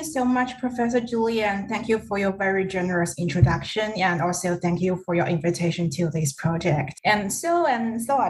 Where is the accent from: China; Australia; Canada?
China; now in Thailand; I am originally from China, but now I am based in Thailand at the Research Institute for Languages and Cultures of Asia, or RLCA, as how we conveniently call it.